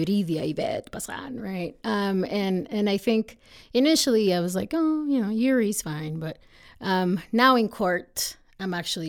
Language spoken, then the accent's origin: English; Mexico; now in United States; even though I'm American, right, I am also from another country, mm-hmm. right? Myself, I'm from Mexico. I think we have a very rich culture